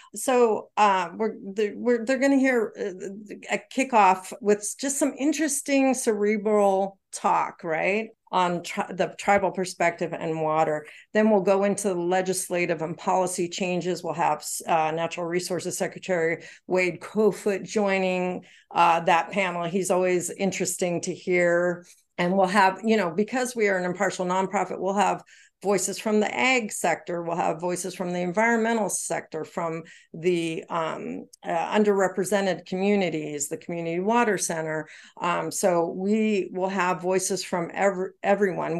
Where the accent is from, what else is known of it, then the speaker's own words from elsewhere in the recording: Canada; moved away; Canadian, remember, I'm from Canada.